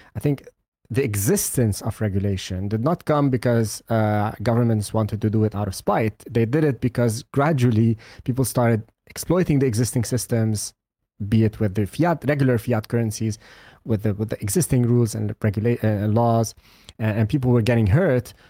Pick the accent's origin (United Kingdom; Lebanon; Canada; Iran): Lebanon; I come from Lebanon.